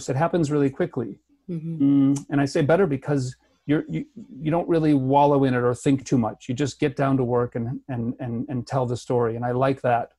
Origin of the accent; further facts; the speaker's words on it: Chicago / Milwaukee, Midwest, United States; now in Vancouver, Canada; I was born in Chicago, and my parents are divorced. So one's in Milwaukee and one's in Chicago. So those cities are about an hour to an hour and a half apart. So they're very close, and they both feel like hometowns to me